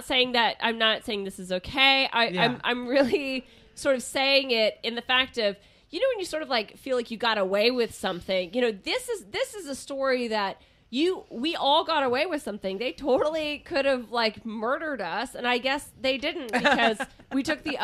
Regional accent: Kansas, United States; I grew up in Kansas.

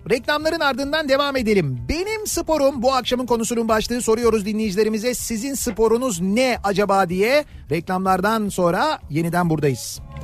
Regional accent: Istanbul, Turkey; bizim oraların takımı

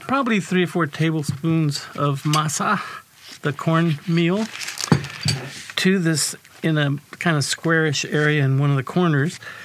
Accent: San Antonio, Texas, United States; I'm from San Antonio, Texas

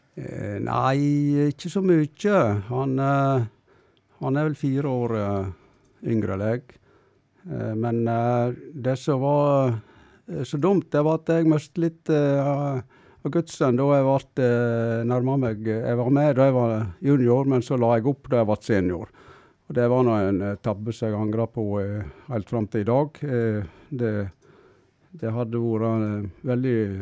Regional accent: a roadless farm near Stryn, Vestland, Norway; Jeg bodde på en veiløs gard. Det var 500 meter ned til riksveien

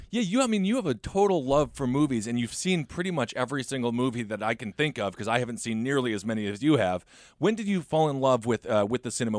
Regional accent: Wisconsin, United States; I'm from Wisconsin.

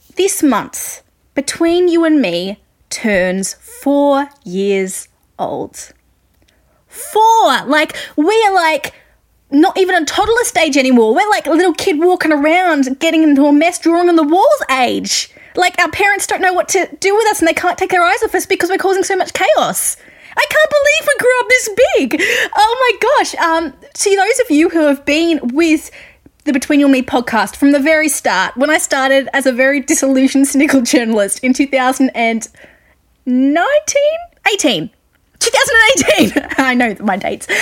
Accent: Australia; accent: Australian; I'm an Australian music journalist, if you couldn't guess by my accent.

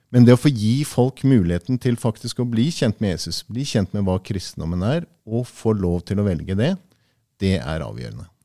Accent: Tanzania; Jeg er født og oppvokst i Tanzania, og så har jeg levd eh, 13 år med min familie der også.

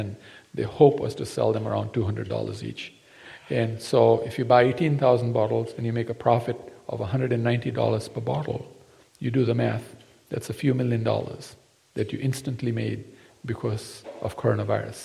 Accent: Fiji; also born or lived in Gujarat, India (ancestry); I come from Fiji. But my parents come from India. In Gujarat

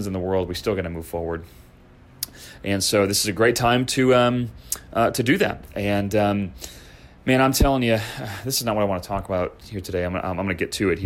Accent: Chicago, Illinois, United States; moved away; I grew up skateboarding in Chicagoland

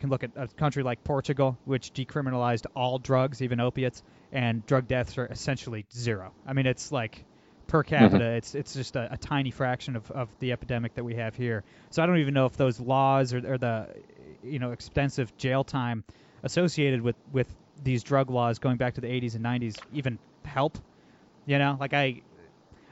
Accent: Toledo, Ohio, United States; I'm from Toledo, Ohio, too

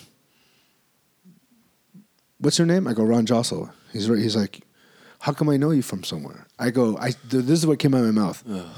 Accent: Cebu, Central Visayas, Philippines; in my hometown. So we did two shows there.

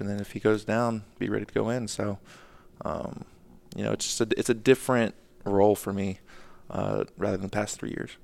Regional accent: Atlanta, Georgia, United States; moved away as an adult; also born or lived in Minnesota / Houston / Boston; now in Charlotte, United States; growing up in Atlanta

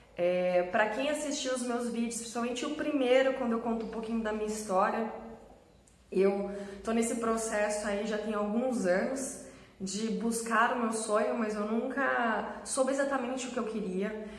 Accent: Sorocaba, São Paulo, Brazil; Eu sou de Sorocaba, em, trabalhava em São Paulo

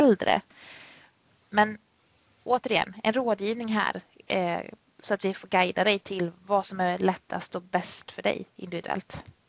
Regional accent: Värmland, Sweden; moved away as an adult; now in Jönköping, Sweden; född och uppväxt i Värmland men kom ner hit till Småland då 2007 där jag jobbar och bor.

